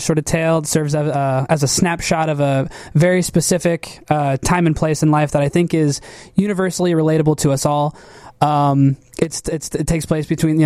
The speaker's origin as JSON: {"language": "English", "town": "Canton", "region": "Illinois", "country": "United States", "tie": "born or raised there", "also_born_or_lived": "Chicago", "moved": "yes", "said": "I'm from Canton, Illinois"}